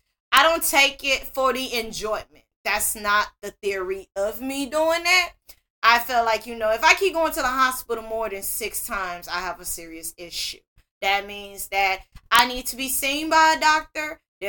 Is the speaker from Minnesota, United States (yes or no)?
no; Greenville, Mississippi, United States; Now, I am a born and raised Mississippian, for those that don't know. I was born in Greenville on the east side.